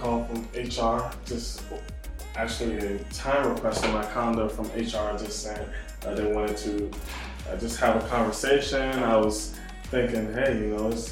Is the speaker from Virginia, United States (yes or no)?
no; Prince George's County, Maryland, United States; moved away as an adult; also born or lived in Bucknell University, Pennsylvania; now in Charlotte, United States; I am from the Prince George's County area of Maryland. Moved to Charlotte, North Carolina four or five years ago